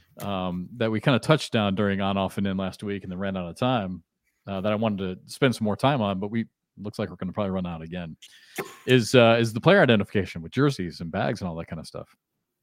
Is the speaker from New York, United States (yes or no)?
no; Iowa, United States; I grew up in Iowa